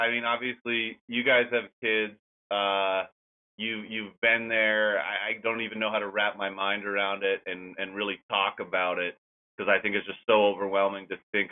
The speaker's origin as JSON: {"language": "English", "town": "Bolinas", "region": "California", "country": "United States", "tie": "born or raised there", "moved": "as an adult", "lives_now": "Chicago, United States", "said": "being home in Bolinas, my hometown near San Francisco"}